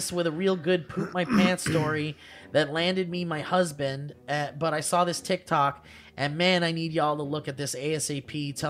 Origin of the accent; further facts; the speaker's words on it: Connecticut, United States; Back in the golden age of 2019, I went to go see a comedian in my home state of Connecticut. Shout out to Nutmeggers."